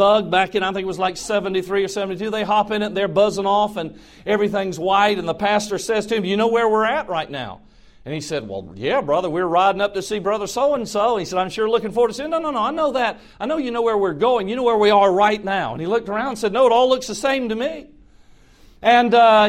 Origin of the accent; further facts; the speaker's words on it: Georgia, United States; I'm from Georgia